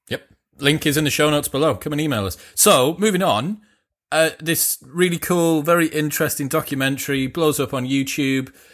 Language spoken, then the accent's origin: English; United Kingdom; being British